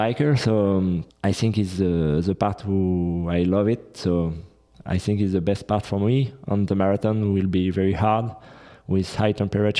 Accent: France; I'm from France directly.

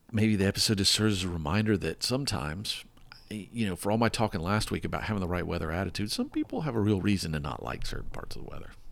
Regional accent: the South, United States; moved away; I grew up in the South

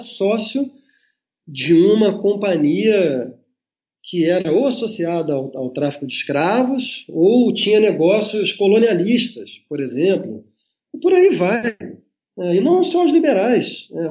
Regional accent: Brazil; nós, enquanto brasileiros

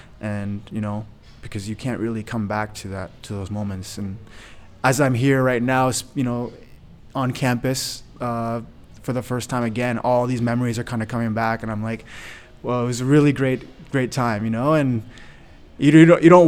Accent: Belleville, Ontario, Canada; I grew up in Belleville, Ontario, so it's right next door.

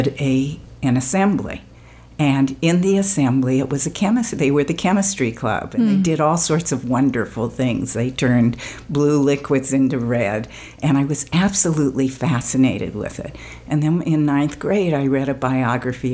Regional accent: California, United States; I live in California. I grew up in California, went to UCLA

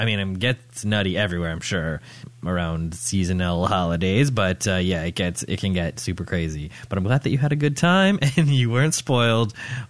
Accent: Canada; also born or lived in Toronto; I'm talking about Canada. I'm talking about my home country.

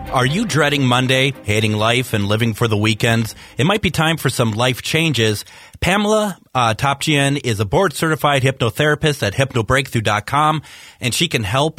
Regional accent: Minnesota, United States; I am being very Minnesotan today

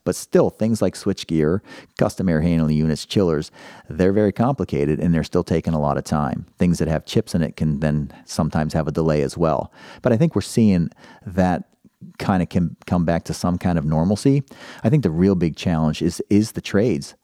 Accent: Pittsburgh, Pennsylvania, United States; now in Columbus, United States; I'm from Pittsburgh originally

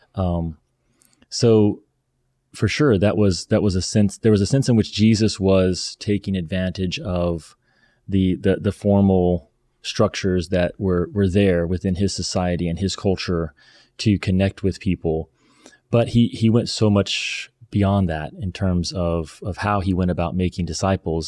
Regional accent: the Bible Belt, United States; growing up in the Bible Belt

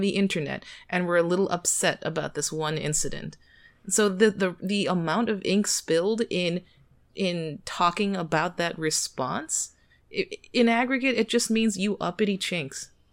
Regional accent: United States; I'm Korean American

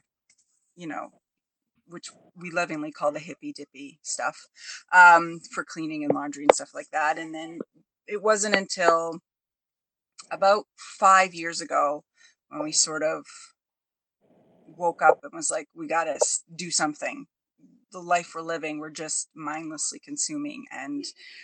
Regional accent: Ontario, Canada; I'm the foreigner. I'm from Ontario, Canada

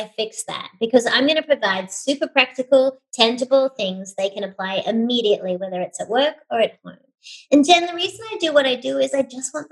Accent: Sydney, New South Wales, Australia; moved away as an adult; now in United States; I hail from Sydney, Australia

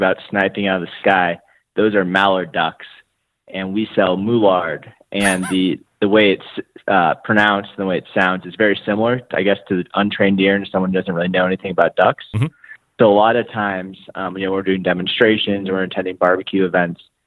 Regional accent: St. Louis, Missouri, United States; I'm an attorney from St. Louis, Missouri

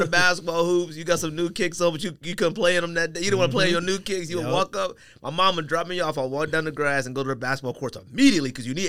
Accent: Paris, Île-de-France, France; I'm from Paris. I don't know who Cecile Bonson. He may be from Italy.

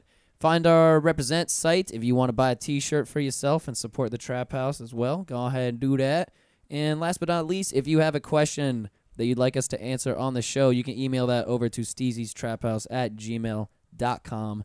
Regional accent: Pensacola, Florida, United States; now in Orlando, United States; I'm from Pensacola originally. I didn't grow up in Orlando.

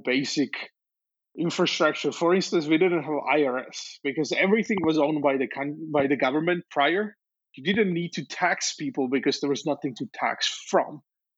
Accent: Slovakia; moved away; I was born in Czechoslovakia, which was a communist friend's country

